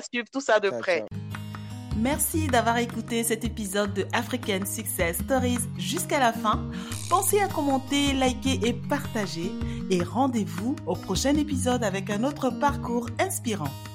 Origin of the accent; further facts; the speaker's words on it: Côte d’Ivoire; Moi, j'ai grandi en Côte d'Ivoire